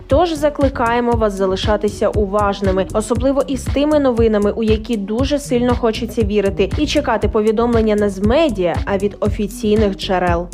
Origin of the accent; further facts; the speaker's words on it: Ukraine; Ми з України